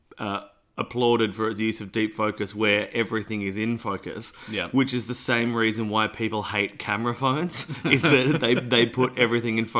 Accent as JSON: {"language": "English", "country": "Australia", "said": "I say footpath because I'm Australian."}